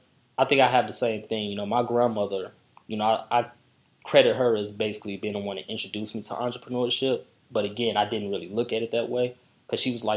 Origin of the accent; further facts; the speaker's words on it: Markham, Illinois, United States; I'm from Markham, and it's similar situations.